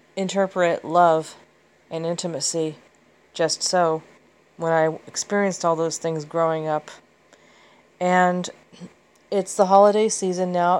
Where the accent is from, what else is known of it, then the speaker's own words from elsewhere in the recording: Southern California, United States; also born or lived in Kansas City / upstate New York; I was born in Kansas City, and I grew up here in, in Southern California